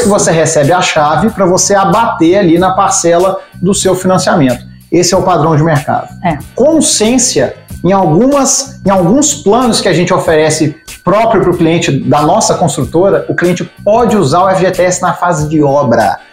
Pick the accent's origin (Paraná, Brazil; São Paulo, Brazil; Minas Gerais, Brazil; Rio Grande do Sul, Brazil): Minas Gerais, Brazil; accent: mineiro; Eu falo que eu sou mineiro, né? Pelo sotaque, já perceberam.